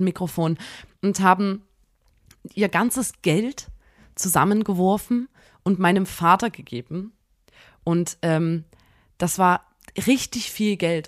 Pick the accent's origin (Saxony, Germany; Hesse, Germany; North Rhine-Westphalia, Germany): Saxony, Germany; Chemnitz; so ein magischer Ort hier bei uns in Chemnitz